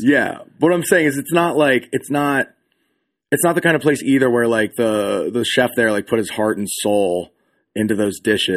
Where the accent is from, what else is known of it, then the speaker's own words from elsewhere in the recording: Pennsylvania, United States; moved away; I'm originally from Pennsylvania